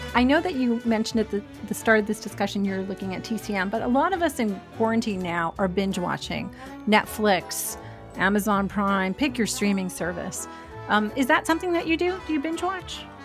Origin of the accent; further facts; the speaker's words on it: New York, United States; growing up in New York